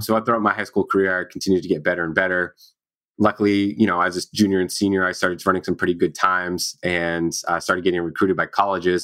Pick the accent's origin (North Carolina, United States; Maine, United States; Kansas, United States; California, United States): Maine, United States; I grew up in Maine, so kind of small state, small town.